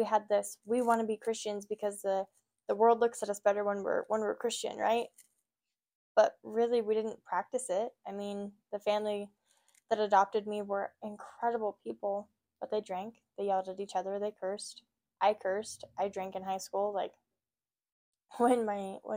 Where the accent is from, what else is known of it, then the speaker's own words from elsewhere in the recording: Oregon, United States; also born or lived in California; I'm from California originally. I moved up to Oregon when I was like 8, 9-ish.